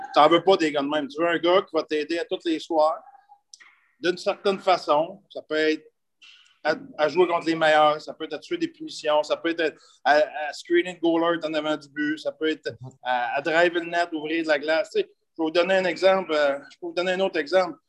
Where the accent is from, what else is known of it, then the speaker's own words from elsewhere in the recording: Sainte-Monique, Quebec, Canada; je viens de la rive de Trois-Rivières, je viens de, de, Nicolette, je viens de Sainte-Monique de Nicolette. j'ai été élevé sur une ferme